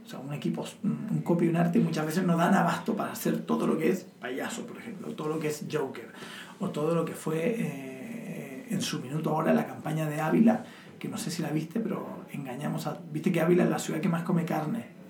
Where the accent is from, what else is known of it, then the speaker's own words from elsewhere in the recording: Chile; now in Spain; como buen chileno, los chilenos al final somos hijos de los americanos